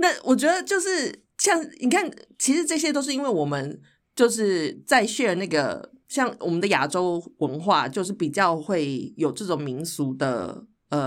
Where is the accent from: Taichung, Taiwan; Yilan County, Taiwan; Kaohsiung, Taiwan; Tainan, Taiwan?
Taichung, Taiwan; 因为我我在台中出生长大嘛